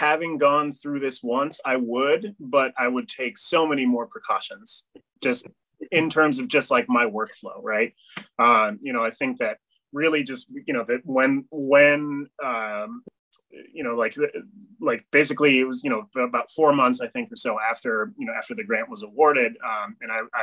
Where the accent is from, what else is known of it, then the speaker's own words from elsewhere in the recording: Amherst, Massachusetts, United States; I grew up in Amherst, Mass